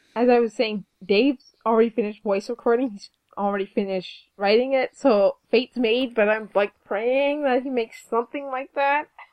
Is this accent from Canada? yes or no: yes; Canada; We're Canadian.